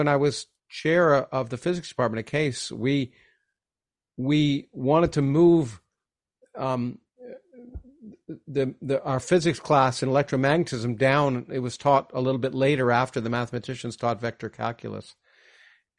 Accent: Canada; I grew up in Canada

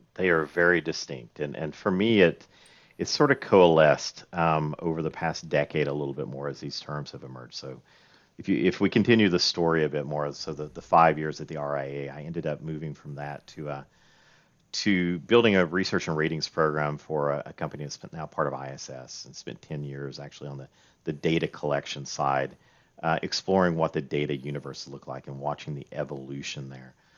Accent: Roan Mountain, Tennessee, United States; I actually grew up near here, um, in a town called Roan Mountain, Tennessee, uh, right on the North Carolina border.

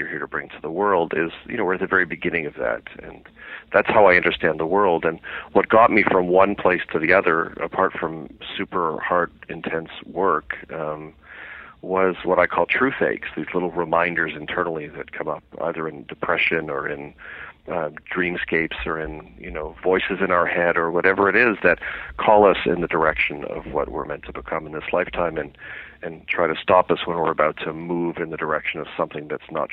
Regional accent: Canada; I had always wanted to be a criminal trial lawyer growing up in Canada

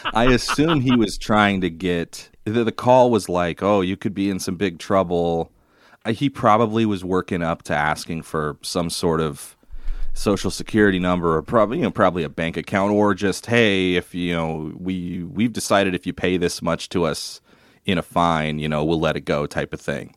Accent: Longview, Washington, United States; my hometown of Longview, Washington

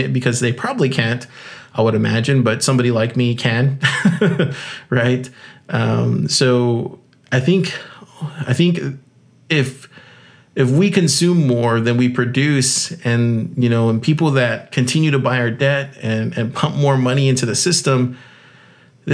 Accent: South Texas, United States; I grew up in South Texas

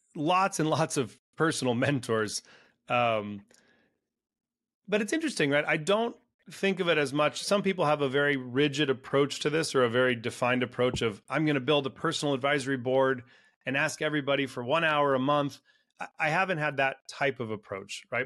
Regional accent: Silicon Valley, California, United States; also born or lived in Latin America; I was raised in Silicon Valley in California

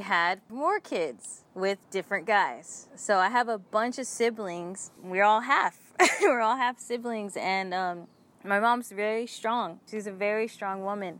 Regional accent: Oakland, California, United States; I'm from Oakland, California

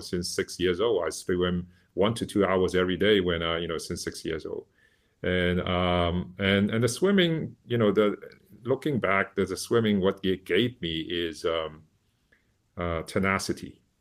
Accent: Shanghai, China; moved away; when I was a child in a, you know, at the, in the seventies, uh, growing up in Shanghai

